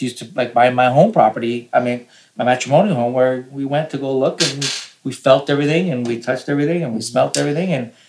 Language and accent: English; Toronto, Ontario, Canada; we're from Toronto, my wife